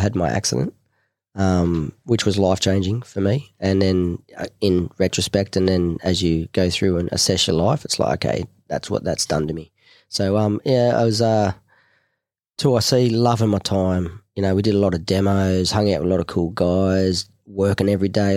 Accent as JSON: {"language": "English", "town": "Cronulla", "region": "New South Wales", "country": "Australia", "also_born_or_lived": "Manly", "said": "I'm the Cronulla boy"}